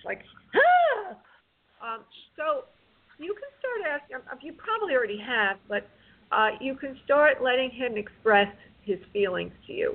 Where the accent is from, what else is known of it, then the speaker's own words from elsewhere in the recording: New York, United States; moved away; I'm from New York.